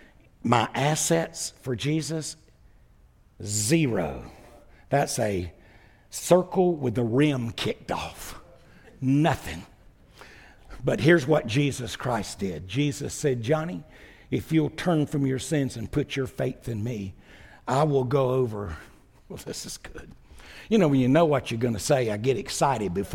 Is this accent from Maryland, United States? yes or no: no; Wilmington, North Carolina, United States; also born or lived in Gaffney, South Carolina; I went back to my hometown.